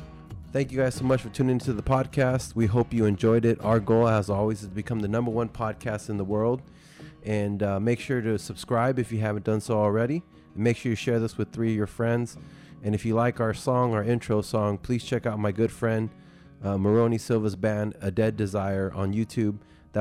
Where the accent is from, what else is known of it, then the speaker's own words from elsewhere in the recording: California, United States; I grew up in California, Bay Area, lived too. In Southern California.